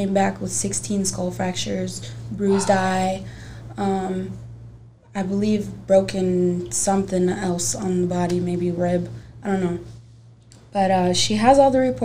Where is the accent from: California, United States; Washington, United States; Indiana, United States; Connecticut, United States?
Indiana, United States; Gary; moved away; also born or lived in Merrillville, Indiana; I'm from Indiana. I was born in Maryville, Indiana, but I grew up in Miller and Gary, Indiana